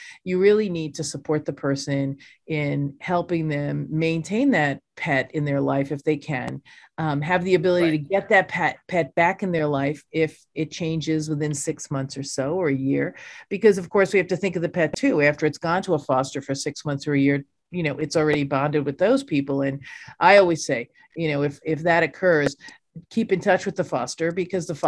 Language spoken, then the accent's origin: English; New York, United States; I'm a New Yorker